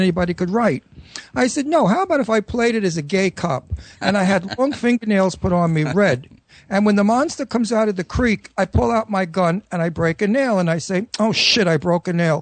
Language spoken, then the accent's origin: English; New York City, New York, United States; accent: Brooklyn; my Brooklyn accent